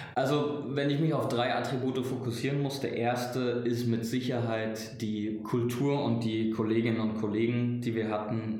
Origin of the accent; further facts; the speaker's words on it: Frankfurt, Hesse, Germany; moved away as an adult; also born or lived in Mannheim; ich komme gebürtig aus Frankfurt